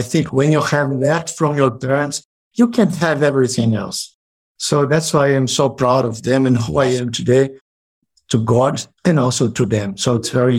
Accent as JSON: {"language": "English", "country": "Brazil", "second_language": "English", "said": "I'm a man and I am from Brazil, from Latin America, so I'm Latino."}